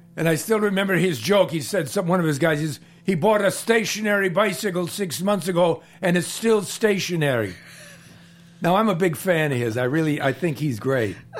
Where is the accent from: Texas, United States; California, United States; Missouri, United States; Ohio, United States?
Ohio, United States; Cleveland; moved away; I'm from Cleveland.